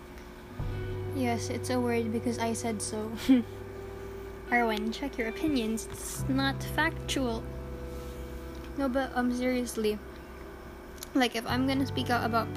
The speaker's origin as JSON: {"language": "English", "country": "Philippines", "said": "Being a Filipino teen is hard. Because, okay. I'm living a middle class life in a third world country."}